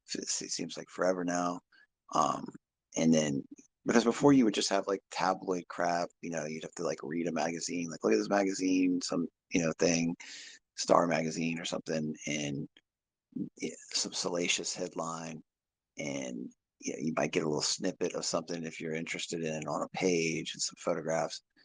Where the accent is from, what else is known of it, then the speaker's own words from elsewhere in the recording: Virginia, United States; I'm from Virginia